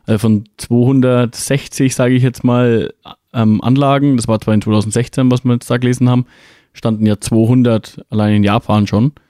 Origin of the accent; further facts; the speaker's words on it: Bavaria, Germany; bei uns in Bayern